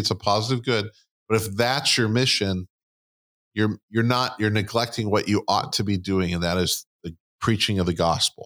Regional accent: United States; we're American and not Christian

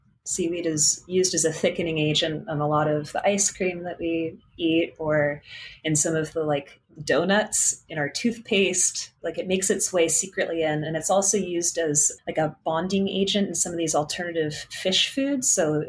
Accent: California, United States; that just totally felt at odds with growing up in California next to the ocean

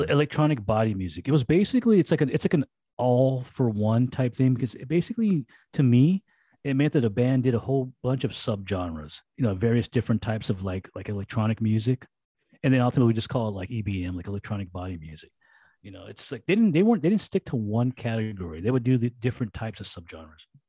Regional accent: Los Angeles, California, United States

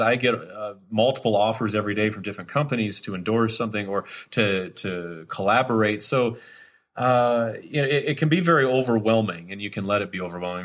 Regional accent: Wisconsin, United States; when I was a kid growing up in Wisconsin

